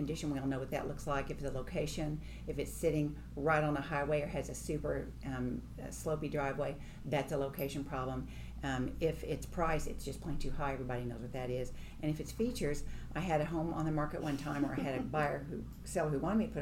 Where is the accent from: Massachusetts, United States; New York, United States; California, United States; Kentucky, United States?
Kentucky, United States; now in Nashville, United States; I'm from Kentucky, raised in a big family